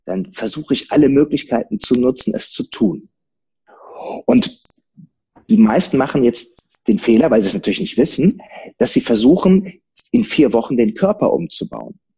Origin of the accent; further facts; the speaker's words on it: Rhineland, Germany; Als Rheinländer nimmst du dich halt nicht so ernst. Ne? Das, das, kriegst du von klein auf beigebracht.